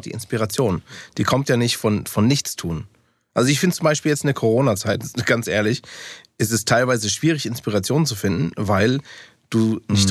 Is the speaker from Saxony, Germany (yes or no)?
no; Taunus, Hesse, Germany; first language English; German is a second language; also born or lived in Frankfurt; tatsächlich bin ich in Frankfurt geboren, habe äh, aber nur die ersten, ich glaube, zwei, drei Jahre dann in Frankfurt gelebt. Und danach sind meine Eltern Richtung Taunus gezogen.